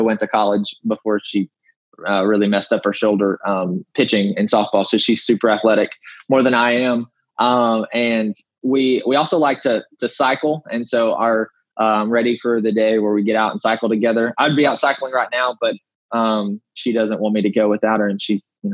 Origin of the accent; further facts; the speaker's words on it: Rector, Arkansas, United States; moved away; I'm from Northeast Arkansas, born and raised in a small community called Rector, like less than 2,000 people in population